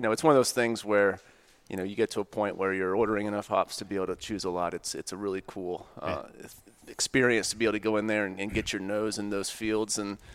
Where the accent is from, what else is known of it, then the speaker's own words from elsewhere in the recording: Tampa, Florida, United States; moved away as an adult; also born or lived in Williamsburg, Virginia; now in Ashland, United States; My brother and I are both from Tampa.